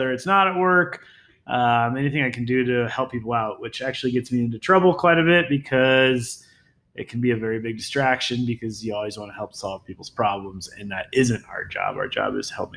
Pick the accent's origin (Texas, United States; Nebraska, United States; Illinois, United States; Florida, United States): Nebraska, United States; moved away as an adult; also born or lived in upstate New York; now in Vail, United States; growing up, I grew up in Nebraska.